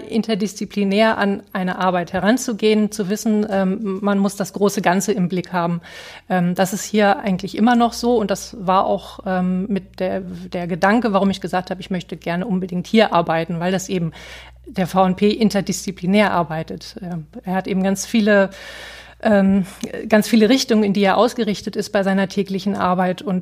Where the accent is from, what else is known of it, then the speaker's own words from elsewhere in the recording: Gifhorn, Lower Saxony, Germany; Ich komme aus Gifhorn, aus der Südheide.